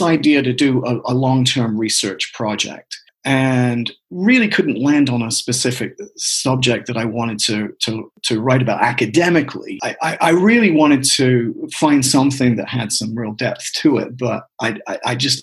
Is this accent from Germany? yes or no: no; England, United Kingdom; moved away as an adult; I was born in 1960 and was born and raised in England.